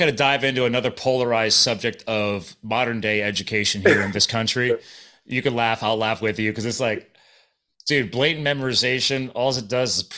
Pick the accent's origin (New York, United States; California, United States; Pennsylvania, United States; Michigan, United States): Pennsylvania, United States; accent: Philadelphia; moved away as an adult; also born or lived in New Jersey / Arizona / Colorado; I was born in Jersey and I grew up in Pennsylvania